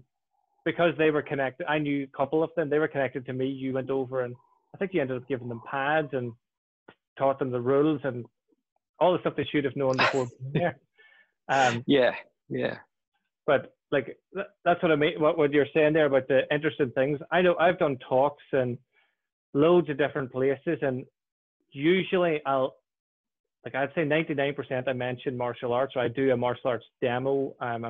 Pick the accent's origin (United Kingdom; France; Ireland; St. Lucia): Ireland; I'm some Irish guy in the middle of Brighton